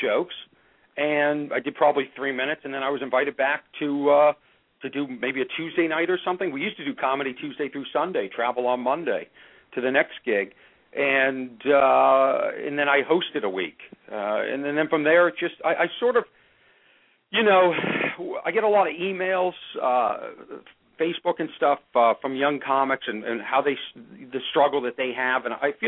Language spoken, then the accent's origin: English; Boston, Massachusetts, United States; moved away; I'm from Boston